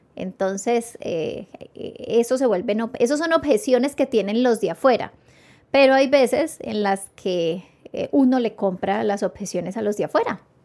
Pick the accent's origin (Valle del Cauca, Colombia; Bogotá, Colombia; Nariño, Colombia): Valle del Cauca, Colombia; Palmira; yo me crié en el Ingenio Manuelita y mi papá trabajó 25 años en el Ingenio Manuelita